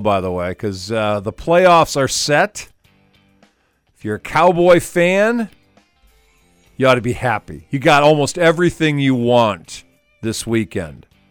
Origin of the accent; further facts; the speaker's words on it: Wisconsin, United States; I'm from Wisconsin